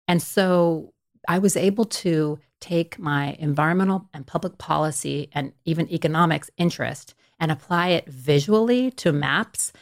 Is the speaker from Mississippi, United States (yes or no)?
no; Stockton, California, United States; I'm from Stockton, California, which is, you know, a pretty large city in California, but it's right in the middle of the state. It's, you know, back in the late eighties when, when I grew up there.